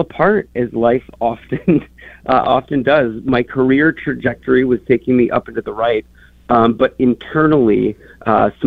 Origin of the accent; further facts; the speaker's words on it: Minnesota, United States; moved away as an adult; also born or lived in New York / Chicago; I grew up in Minnesota